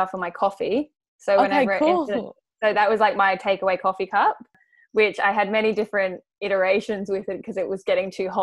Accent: Australia; as an Australian with our passport

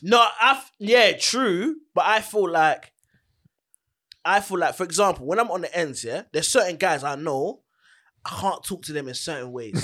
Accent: London, United Kingdom; I'm from Charlton, innit? Charlton, Greenwich

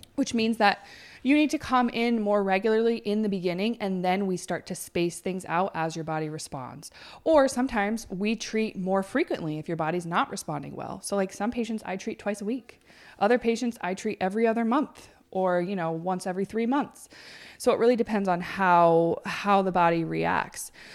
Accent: Plattsburgh, New York, United States; moved away as an adult; I might move back to Plattsburgh because I really wanted my hometown

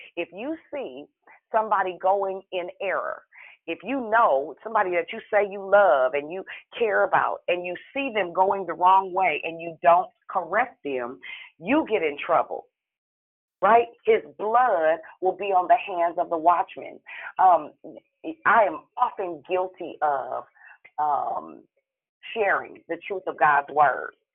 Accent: Richmond, United States; I'm from Richmond.

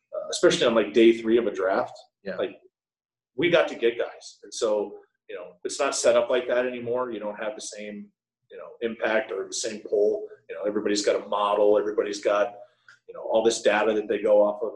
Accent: Connecticut, United States; I'm from Connecticut

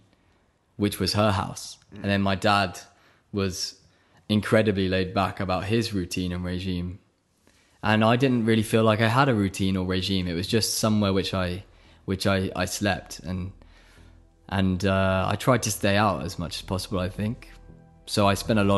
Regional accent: Oxford, South East England, United Kingdom; moved away as an adult; also born or lived in Buckinghamshire; I'm from Buckinghamshire, really. That's where I was raised, in the countryside of England, near London. But really, I grew up my whole life in Oxford, because that's where I went to school

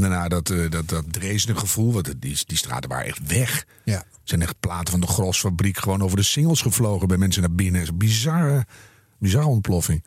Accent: Enschede, Overijssel, Netherlands; moved away; ik kom uit Enschede

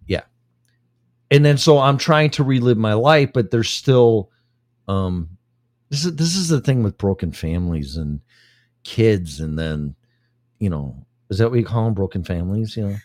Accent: Illinois, United States; moved away as an adult; I moved here for the first time five years ago from my hometown and state of Illinois, home state of Illinois

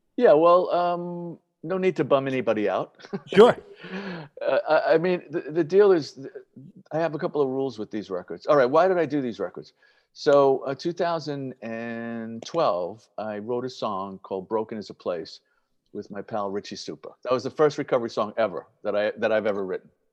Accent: New York City, New York, United States; I'm a Yankee person growing up in the Bronx

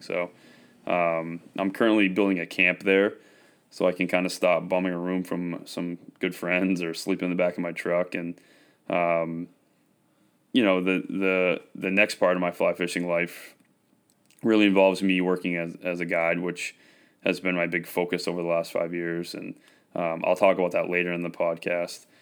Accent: Westbrook, Maine, United States; I was raised in Westbrook, Maine, just outside of Portland.

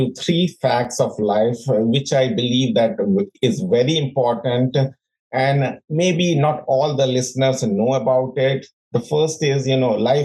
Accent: India; moved away as an adult; also born or lived in London; now in United States; I was born and brought up in India. I lived there for 26 years

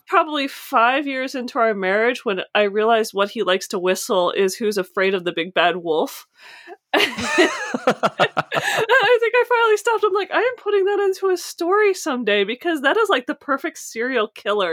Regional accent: United States; I'm coming from the States

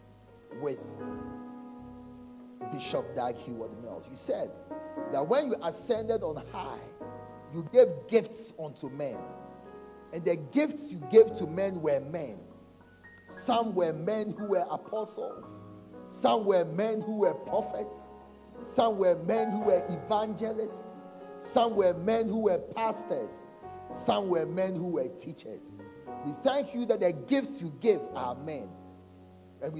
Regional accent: Nigeria; I'm a Nigerian

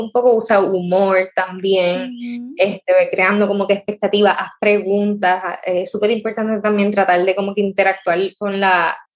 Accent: Rincón, Puerto Rico; Yo soy rincoeña, nací en Rincón, me crié toda la vida allá

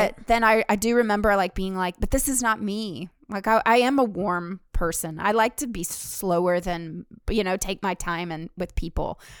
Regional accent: the South, Southern United States, United States; accent: southern; now in New York City, United States; my southern accent

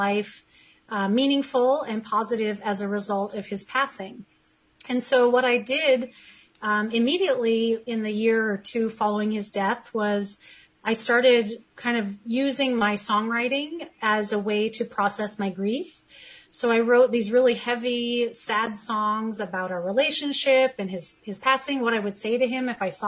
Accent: California, United States; I am born and raised in California

